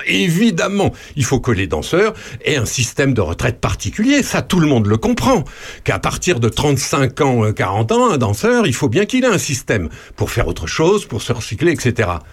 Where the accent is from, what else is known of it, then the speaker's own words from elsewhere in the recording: France; chez nous en France